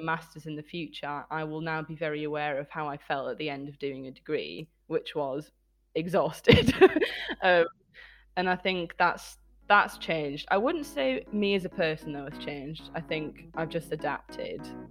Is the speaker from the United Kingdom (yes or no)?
yes; Bradford, Yorkshire and the Humber, United Kingdom; moved away as an adult; now in Edinburgh, United Kingdom; I'm from Bradford, and I recently graduated in German and History from Edinburgh University